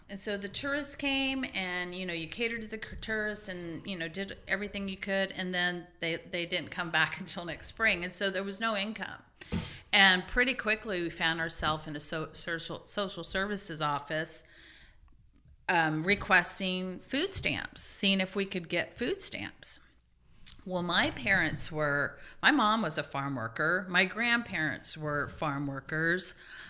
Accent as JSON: {"language": "English", "region": "Louisiana", "country": "United States", "tie": "born or raised there", "said": "Well, I'm glad you asked because I grew up in Louisiana, where Tabasco is king"}